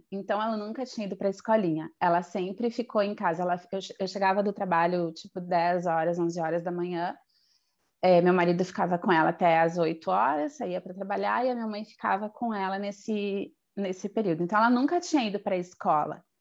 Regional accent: Porto Alegre, Rio Grande do Sul, Brazil; moved away as an adult; now in Madrid, Spain; sou gaúcha de Porto Alegre, no Rio Grande do Sul, e por sinal está fazendo um frio lá totalmente oposto daqui da Espanha. E eu moro em Madrid há cinco anos. Vim de Malicuia em 2016.

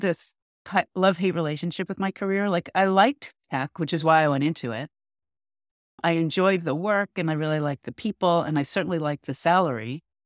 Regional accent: New York, United States; now in California, United States; I grew up in New York

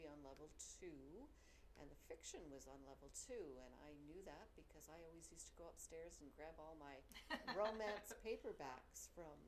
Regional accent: Edmonton, Alberta, Canada; I grew up in Edmonton

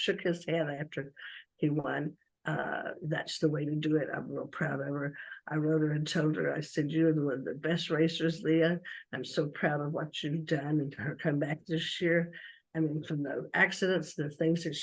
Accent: Georgia, United States; I was from Georgia

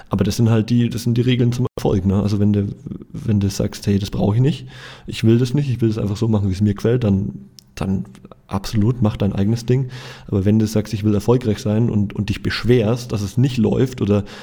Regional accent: Nuremberg, Bavaria, Germany; versuche ich halt nach Nürnberg zu fahren, wo ich herkomme und wo ich auch noch eine, eine kleine Wohnung habe.

